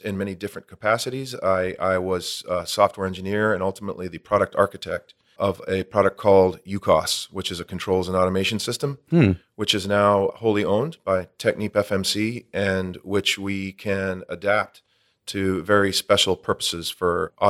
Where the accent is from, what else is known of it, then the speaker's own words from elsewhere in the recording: California, United States; But I was born and raised in Orange County